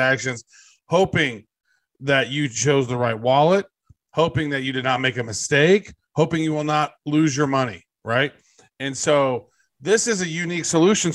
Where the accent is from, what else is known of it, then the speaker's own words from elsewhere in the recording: United States; I'm American